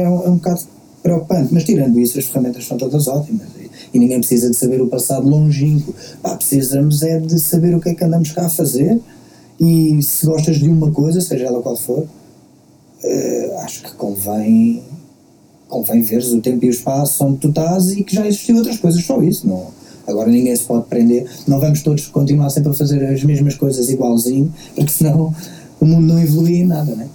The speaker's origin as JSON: {"language": "Portuguese", "town": "Queluz", "region": "Lisbon", "country": "Portugal", "said": "eu sou, eu sou de Queluz"}